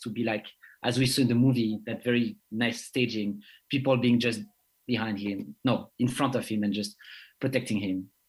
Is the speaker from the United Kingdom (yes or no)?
no; Guadeloupe; also born or lived in France; I'm coming from the French Caribbean, Guadeloupe and France